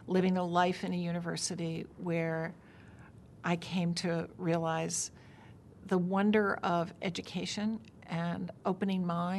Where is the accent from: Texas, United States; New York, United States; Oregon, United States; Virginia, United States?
Virginia, United States; moved away; when I was growing up in Virginia in the 1950s.